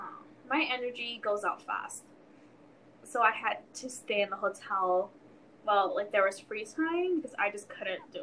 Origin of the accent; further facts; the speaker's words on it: California, United States; now in Colorado, United States; from like California, mm-hmm. which I've lived in my whole life.